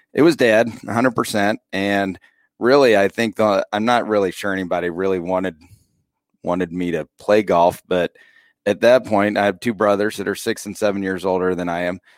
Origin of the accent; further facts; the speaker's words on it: Rochester, Indiana, United States; moved away as an adult; now in Peru, United States; I grew up in the small town